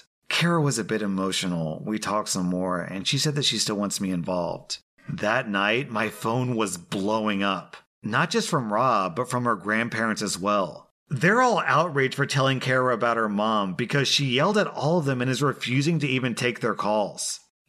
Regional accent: Belgium; I told her I'm from Belgium, so I also speak French

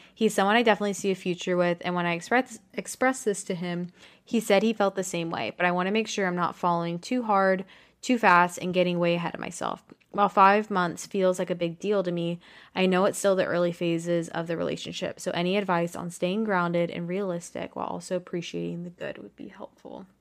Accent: Texas, United States; moved away as an adult; also born or lived in New York City; I grew up in Texas

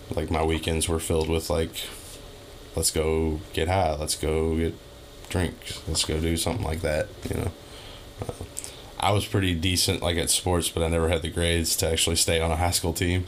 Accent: Louisville, Kentucky, United States; I've been in Louisville, Kentucky, my whole life, pretty much the J Town, Fern Creek, Hikes Point area. I've had like two houses growing up

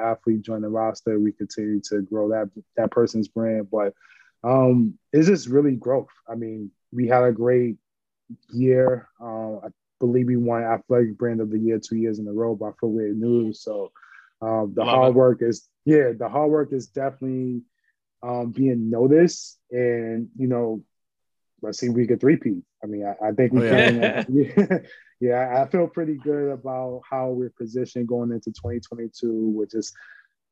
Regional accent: New York City, New York, United States; I grew up in St. Nick Projects in Harlem, 131st 8th Avenue, building 260

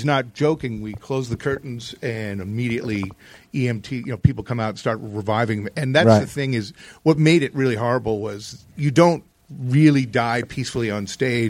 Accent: Connecticut, United States; also born or lived in New Jersey; I grew up in Connecticut

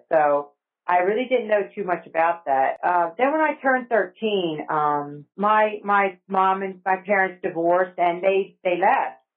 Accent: New Jersey, United States; moved away as an adult; also born or lived in Alabama / Egypt; now in College Station, United States; I grew up in New Jersey. Um, my mom was from New Jersey. My dad was from Georgia, and uh, we grew up in a in a little town near Woodbury.

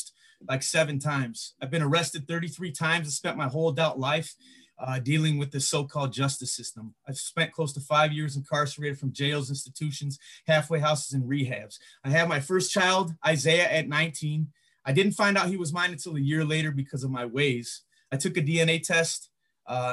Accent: Griffith, Indiana, United States; also born or lived in East Chicago, Indiana / Hammond, Indiana / Gary, Indiana / Chicago, Illinois; lived all over Lake County, Indiana, Hammond, Gary, East Chicago, Highland.

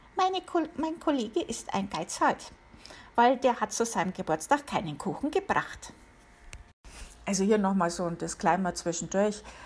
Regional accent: Germany; now in United States; bei uns in Deutschland

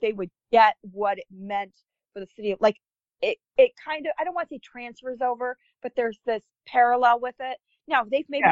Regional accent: United States; being an American

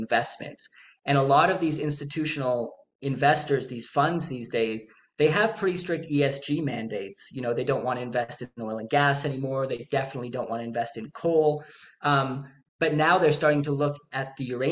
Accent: Canada; I'm Canadian

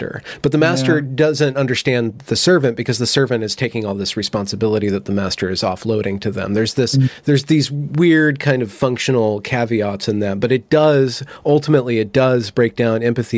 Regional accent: United States; being an American

